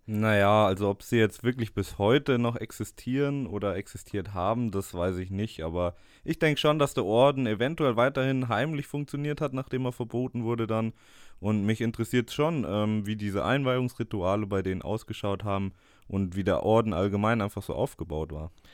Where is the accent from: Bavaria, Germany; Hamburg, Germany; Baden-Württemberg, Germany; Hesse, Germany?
Bavaria, Germany; Munich; now in Eichstätt, Germany; also ich komme zwar aus München und bin auch gebürtiger Bayer